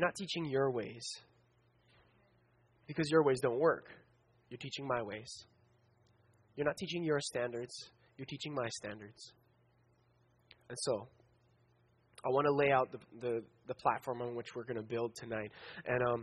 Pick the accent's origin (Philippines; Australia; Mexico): Philippines; I'm Filipino